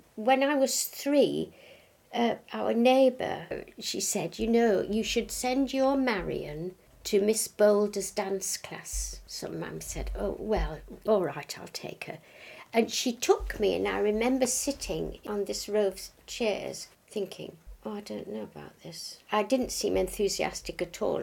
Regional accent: Hull, Yorkshire and the Humber, United Kingdom; I was born in Hull

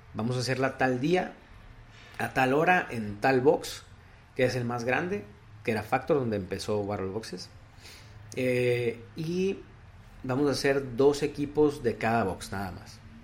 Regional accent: Piedras Negras, Coahuila, Mexico; moved away as an adult; now in Monterrey, Mexico; De Piedras Negras, Coahuila

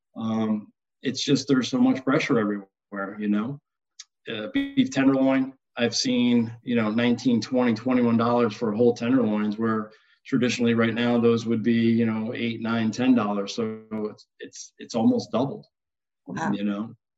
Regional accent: upstate New York, United States; I grew up in the Northeast um, and kind of upstate New York.

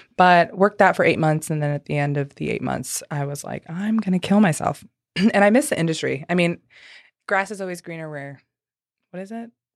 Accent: St. Louis, Missouri, United States; now in Nashville, United States; I'm from Saint Louis

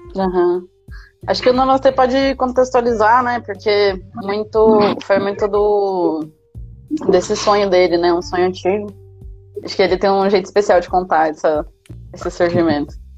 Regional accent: Maringá, Paraná, Brazil; eu sou aqui de Maringá mesmo

